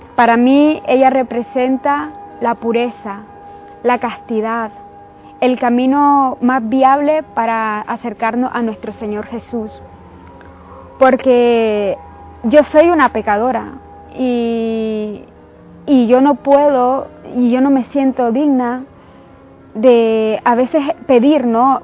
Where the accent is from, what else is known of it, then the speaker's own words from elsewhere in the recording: Nicaragua; soy nicaragüense